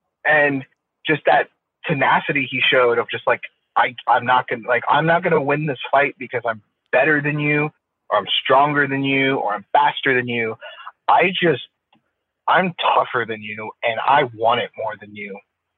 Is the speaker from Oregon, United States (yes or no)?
no; Florida, United States; I'm from Florida. I'm from Florida